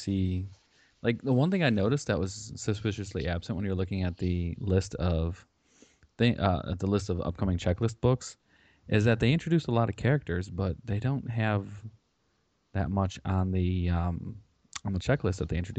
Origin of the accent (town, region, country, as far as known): Lombard, Illinois, United States; born or raised there